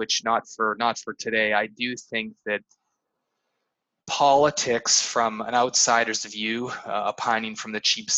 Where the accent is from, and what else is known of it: Canada; born or raised there; moved away